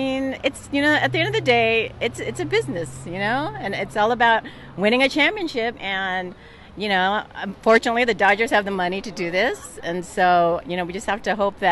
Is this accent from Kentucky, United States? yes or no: no; Torrance, California, United States; I'm from Torrance area.